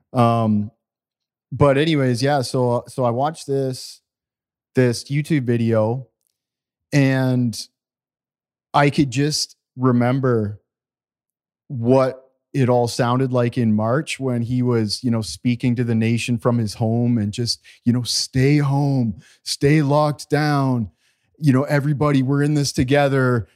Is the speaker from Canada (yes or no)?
yes; Walkerton, Ontario, Canada; we grew up in Canada in a small community called Walkerton, Ontario